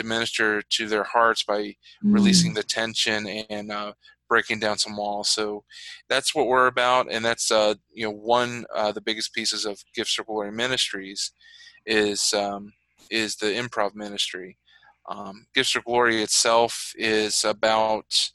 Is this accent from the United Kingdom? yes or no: no; Virginia, United States; also born or lived in Chicago, Illinois; my story really starts in Virginia. I grew up down south. I was born in Chicago, but my family moved when I was young